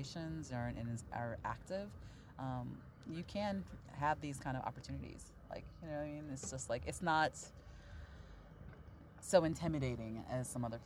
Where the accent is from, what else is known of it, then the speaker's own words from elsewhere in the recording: Chicago, Illinois, United States; now in Austin, United States; I grew up in Chicago